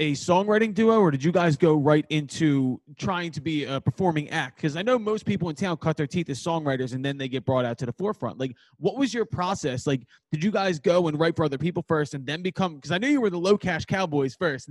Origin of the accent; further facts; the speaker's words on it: Philadelphia, Pennsylvania, United States; because I'm from Philadelphia. I write in Nashville. So I automatically feel like weird because I'm from a big goddamn city.